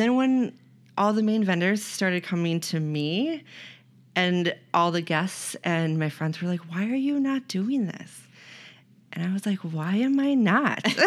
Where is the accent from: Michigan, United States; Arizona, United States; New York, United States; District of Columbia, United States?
New York, United States; Otana; moved away as an adult; now in Rochester, United States; I grew up in Otana